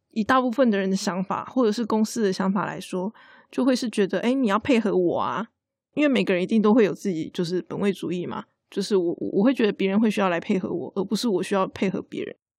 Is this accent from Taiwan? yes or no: yes; Taiwan; 我们台湾人很喜欢常常讲那个对不起嘛